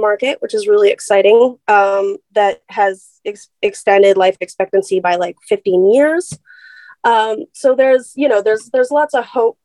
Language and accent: English; Vancouver, British Columbia, Canada; So I'm from the West Coast. I was born and raised in Vancouver, BC.